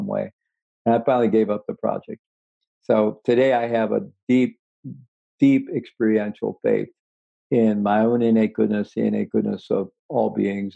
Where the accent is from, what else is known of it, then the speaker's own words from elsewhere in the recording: Missouri, United States; moved away; I was born in Missouri, and I had good rational skeptical education in Missouri, the show me state